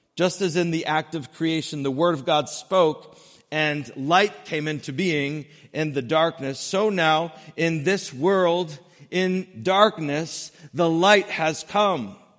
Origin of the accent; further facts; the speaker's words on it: New England, United States; growing up in New England